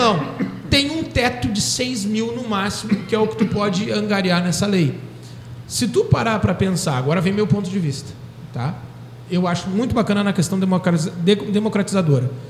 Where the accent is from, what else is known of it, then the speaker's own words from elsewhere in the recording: Pelotas, Rio Grande do Sul, Brazil; eu sou pelotense